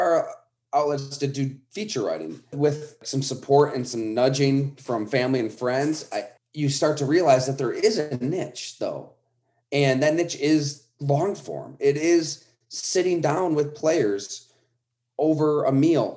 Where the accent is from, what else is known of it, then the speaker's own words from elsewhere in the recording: Western New York, United States; I grew up in Western New York, so I'm reading the Olean Times Herald